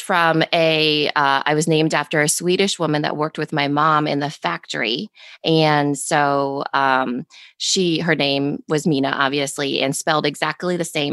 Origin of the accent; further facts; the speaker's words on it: Storm Lake, Iowa, United States; born and raised in Storm Lake, Iowa.